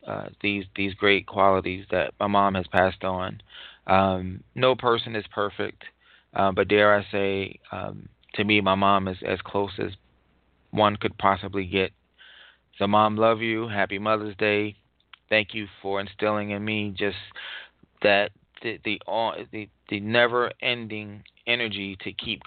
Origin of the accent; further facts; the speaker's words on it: New York City, New York, United States; we grew up in Far Rockaway, Queens